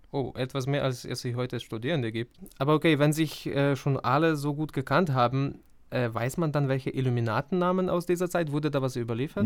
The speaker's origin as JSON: {"language": "German", "country": "Ukraine", "moved": "yes", "lives_now": "Eichstätt, Germany", "said": "Also ich komme ja aus der Ukraine"}